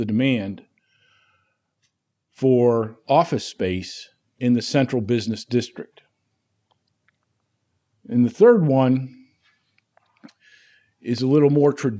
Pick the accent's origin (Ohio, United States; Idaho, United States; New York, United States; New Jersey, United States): New York, United States; 000 about 30 miles west of Syracuse; born or raised there; moved away as an adult